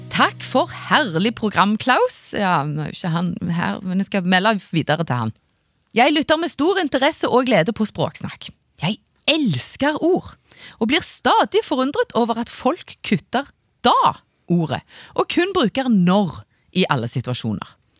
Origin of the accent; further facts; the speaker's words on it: Bryne, Rogaland, Norway; accent: Jærsk; now in Trondheim, Norway; Opprinnelig fra Bryne, men har bodd både her og der. Og nå i Trondheim